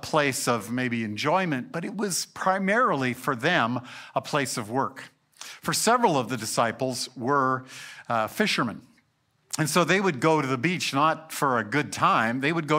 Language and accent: English; Alberta, Canada; I grew up in South Central Alberta where we don't have great beaches.